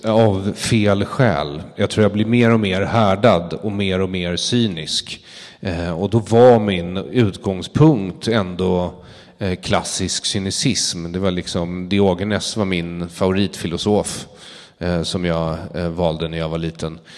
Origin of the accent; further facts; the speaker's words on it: Sweden; jag är ju svensk också